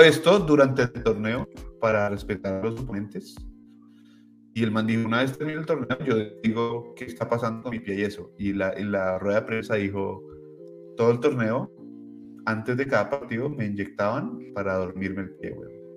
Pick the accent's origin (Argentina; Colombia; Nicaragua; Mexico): Colombia; moved away; cuando era pequeño en Colombia